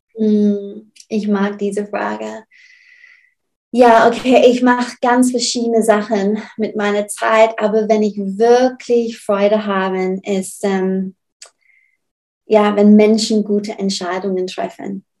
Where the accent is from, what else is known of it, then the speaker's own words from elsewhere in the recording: Burnley, North West England, United Kingdom; German is a second language; now in Southern Germany; Ich komme aus England